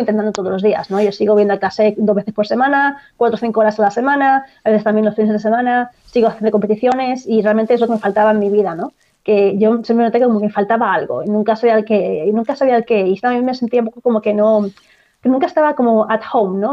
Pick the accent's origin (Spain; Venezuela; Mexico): Spain; Barcelona, Catalonia; moved away as an adult; now in Ireland; Yo soy de Barcelona, en Cataluña